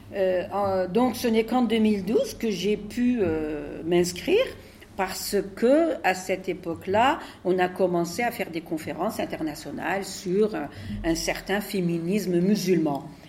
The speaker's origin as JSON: {"language": "French", "country": "Algeria", "moved": "yes", "lives_now": "France", "said": "je viens d'Algérie"}